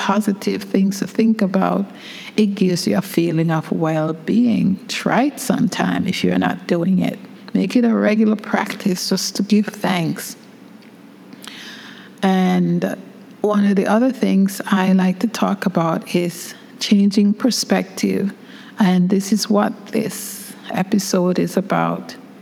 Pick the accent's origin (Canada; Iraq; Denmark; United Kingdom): United Kingdom; England; moved away; also born or lived in Brooklyn, United States; I grew up in England